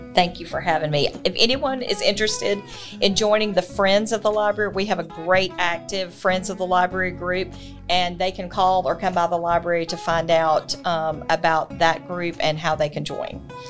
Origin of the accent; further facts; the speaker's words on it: Thomson, Georgia, United States; I grew up in Thompson. I'm a lifelong citizen of McDuffie County.